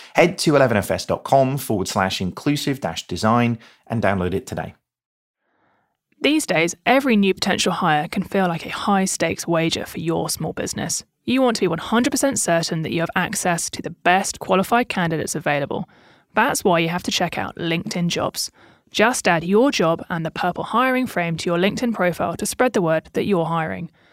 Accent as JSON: {"language": "English", "region": "Southern England", "country": "United Kingdom", "said": "I'm a British Southerner"}